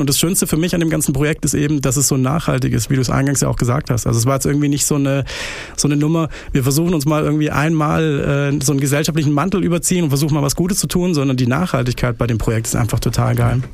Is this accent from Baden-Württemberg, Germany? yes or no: yes; Pforzheim, Baden-Württemberg, Germany; now in Stuttgart, Germany; Ich bin Badener. Ich komme aus Barcelona, aus äh, Pforzheim, aus der hässlichsten Stadt der Welt